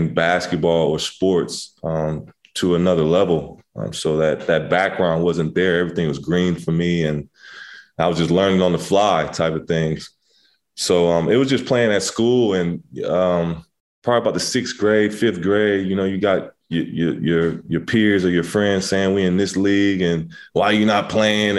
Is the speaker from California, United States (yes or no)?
yes; Inglewood, California, United States; also born or lived in Pasadena / Redondo Beach; I grew up in Inglewood